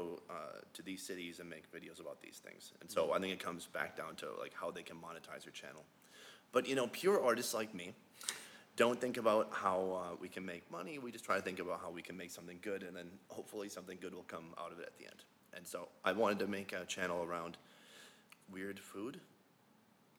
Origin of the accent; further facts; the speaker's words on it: Minnesota, United States; moved away as an adult; now in South Korea; Yeah, so I'm from Minnesota originally, and when I was about 24, I moved to Korea.